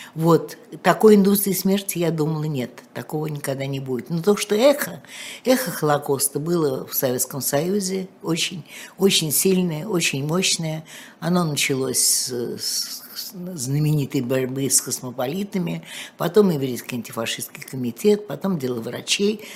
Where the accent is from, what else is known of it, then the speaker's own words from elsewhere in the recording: Moscow, Russia; в аптеке у Красных Ворот, где я жила